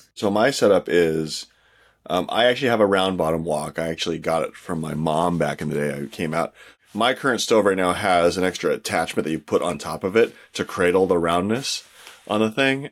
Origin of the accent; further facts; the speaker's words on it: California, United States; I grew up in California